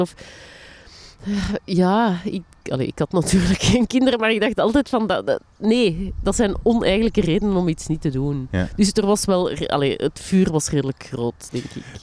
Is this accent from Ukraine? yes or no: no; Linden, Flanders, Belgium; also born or lived in Borgerhout; now in Antwerp, Belgium; waar ik opgegroeid ben, hè, of de dorpsschool van Linden